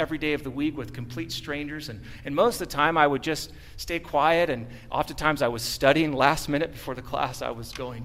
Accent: San Diego, California, United States; I was born in San Diego

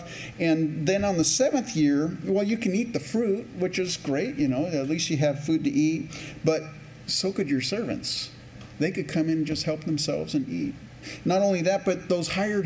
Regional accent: Campbell, California, United States; also born or lived in Canada / San Jose, California; now in Rochester, United States; I grew up in what's now called Silicon Valley, but before it used to be the prune capital of the world, San Jose, California. And actually in Campbell, California is where I first grew up

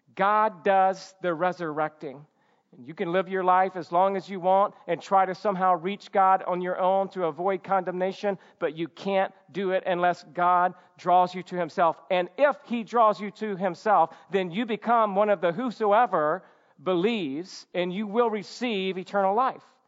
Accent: Georgia, United States; now in California, United States; when I was a kid growing up in Georgia

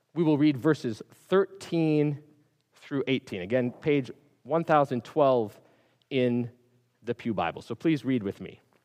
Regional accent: Minneapolis, Minnesota, United States; I grew up in Minneapolis, up in, up in the north

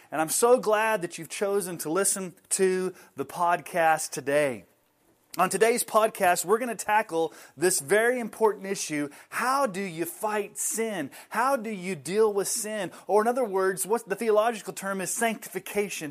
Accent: Colorado Springs, Colorado, United States; I grew up in Colorado Springs.

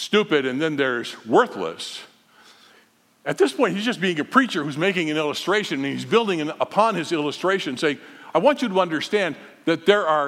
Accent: Holland, Michigan, United States; We were growing up in Holland, nice, calm little city

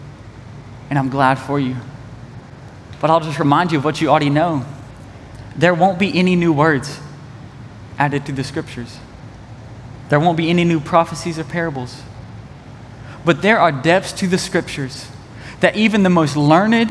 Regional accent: East Tennessee, United States; I'm from East Tennessee

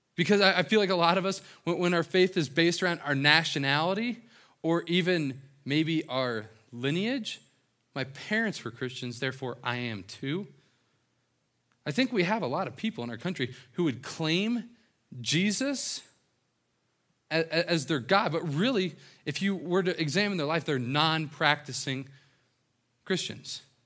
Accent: right outside of Cincinnati, Ohio, southeastern Indiana, United States; moved away; this is my hometown. Um, right outside of Cincinnati, Ohio, s, southeastern Indiana

